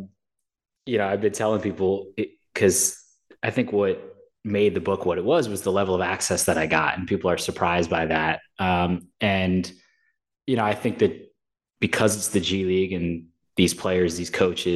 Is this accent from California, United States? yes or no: no; New York, United States; also born or lived in St. Louis / Birmingham; I'm from New York.